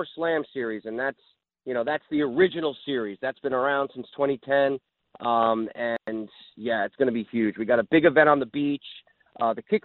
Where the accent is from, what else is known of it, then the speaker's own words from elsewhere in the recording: New Jersey, United States; now in South Florida, United States; growing up in New Jersey, I fished a lot of tournaments with my father and our family in boats. And even when I moved to South Florida